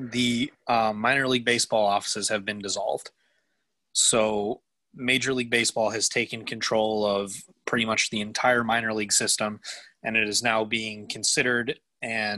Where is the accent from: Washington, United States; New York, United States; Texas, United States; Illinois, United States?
New York, United States; Rochester; my hometown minor league baseball team, the Rochester Red Wings